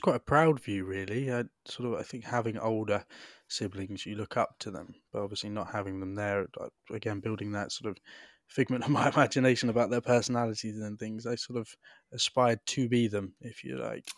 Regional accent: Devon, South West England, United Kingdom; I was adopted with my younger brother, um, into a lovely house in rural Devon

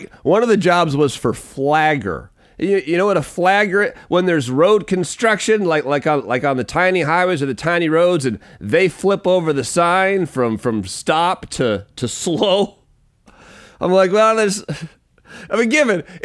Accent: Pacific Northwest, United States; I'm just from the Pacific Northwest. There's some things fashion-wise like that I won't do, just being a Pacific Northwest kid.

